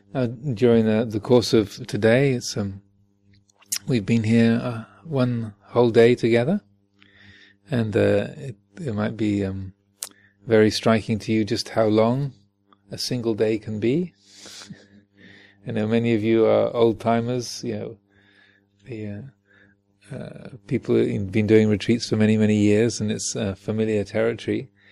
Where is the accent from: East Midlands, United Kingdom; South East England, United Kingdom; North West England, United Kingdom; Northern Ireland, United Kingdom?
South East England, United Kingdom; Kent; moved away; also born or lived in United States; I'm British and American, and so I'm so. Uh, and I was born in in Kent